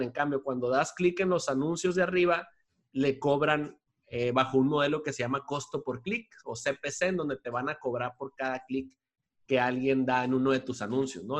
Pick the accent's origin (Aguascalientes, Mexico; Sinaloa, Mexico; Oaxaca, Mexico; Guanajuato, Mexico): Sinaloa, Mexico; Culiacán; moved away as an adult; also born or lived in Mexico City; me regresé acá a mi tierra natal, acá en Culiacán, en donde estoy ahorita